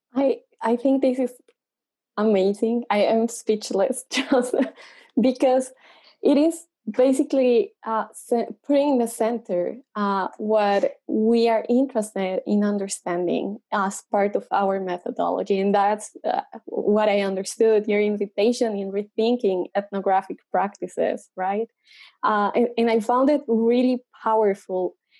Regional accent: Colombia; now in United States; I'm from Colombia and a PhD student in ethnomusicology.

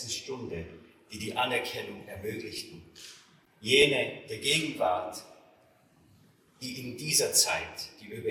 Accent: Innsbruck, Tyrol, Austria; born there; meine Heimat ist Tirol. Ich wurde in Innsbruck geboren, im Winter 1962.

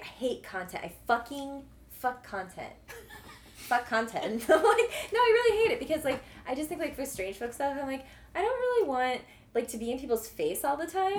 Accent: Metro East, Illinois, United States; I am definitely from that side of the river

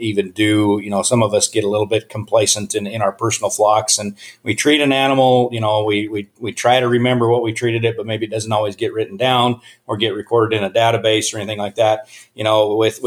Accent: Laramie, Wyoming, United States; moved away as an adult; also born or lived in College Station, Texas; now in Wisconsin, United States; So I grew up in Laramie, Wyoming, basically lived on the research farm there.

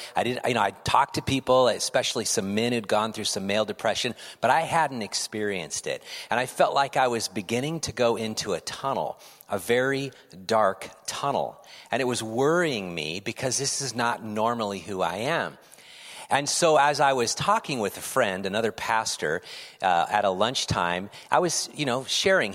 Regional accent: California, United States; moved away as an adult; now in Pacific Northwest, United States; I'm from California

